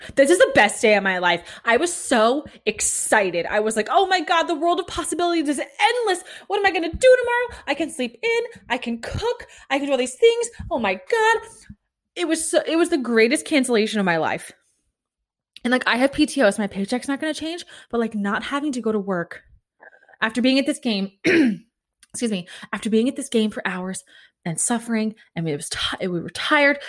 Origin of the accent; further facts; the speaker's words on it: Kansas, United States; now in Florida, United States; I grew up in Kansas